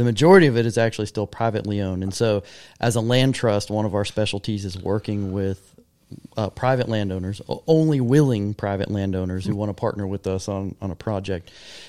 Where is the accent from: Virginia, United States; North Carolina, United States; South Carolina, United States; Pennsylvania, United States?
North Carolina, United States; Charlotte; I grew up in Charlotte.